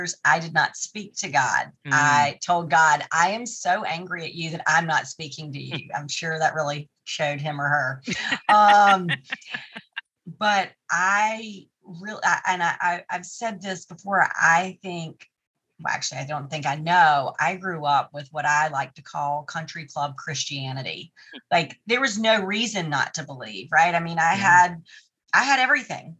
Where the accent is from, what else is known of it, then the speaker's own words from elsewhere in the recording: Tarboro, North Carolina, United States; moved away as an adult; also born or lived in New York / Atlantic City; Tarboro, my hometown